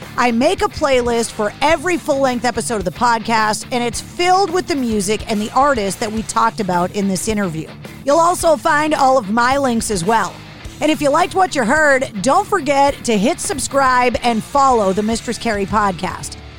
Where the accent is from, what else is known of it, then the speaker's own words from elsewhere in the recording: Boston, Massachusetts, United States; growing up in New England, in America